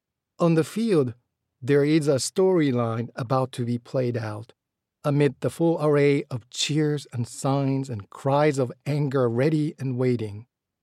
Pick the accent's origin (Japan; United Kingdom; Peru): Japan; Ashiya, Hyogo; moved away as an adult; also born or lived in Kyoto / Shukugawa; I was born in Kyoto, but we soon moved to the Kansai Kobe area, where I lived till I was 18, first in Shukugawa and then in Ashiya.